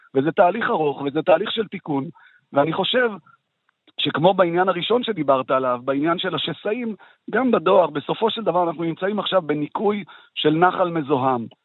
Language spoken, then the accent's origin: Hebrew; Ashdod, Southern District, Israel; העובדה שאני מזרחי, מרוקאי ודתי וגדלתי באשדוד